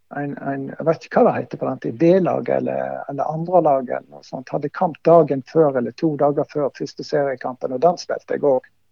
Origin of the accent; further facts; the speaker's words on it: Voss, Vestland, Norway; moved away; also born or lived in Bryne; her hjemme på Voss